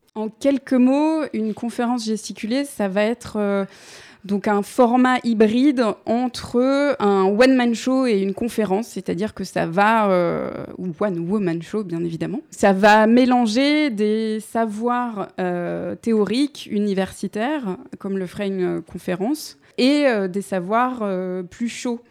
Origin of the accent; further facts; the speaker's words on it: Paris, Île-de-France, France; je suis née à Paris 11e. Euh, en 1985, de parents euh, et psychologues, des intellos euh, communistes aussi, mais de grands-parents ouvriers. En fait, c'est l'ascenseur social euh, qui a profité à mes parents effectivement dans les années 70. Mais j'ai grandi donc dans un quartier populaire